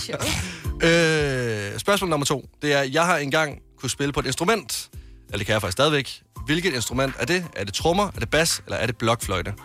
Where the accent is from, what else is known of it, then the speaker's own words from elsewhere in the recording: Varde, Southern Denmark, Denmark; jeg kommer fra Varde i Vestjylland.